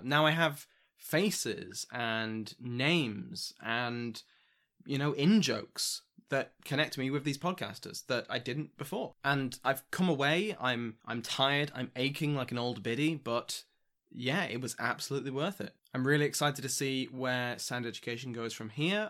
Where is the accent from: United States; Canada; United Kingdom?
United Kingdom; I'm British